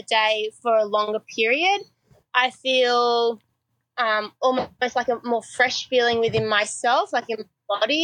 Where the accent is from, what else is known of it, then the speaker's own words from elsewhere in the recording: Sydney, New South Wales, Australia; also born or lived in Memphis, Tennessee, United States; growing up as a kid, as an Aussie